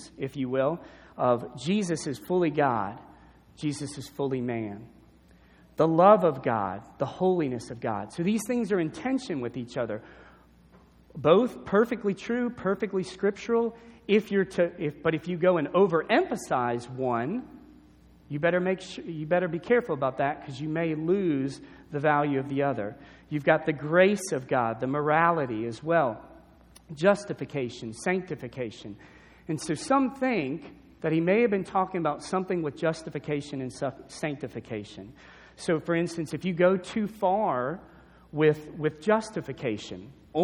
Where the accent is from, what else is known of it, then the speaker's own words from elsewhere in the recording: New Orleans, Louisiana, United States; growing up in New Orleans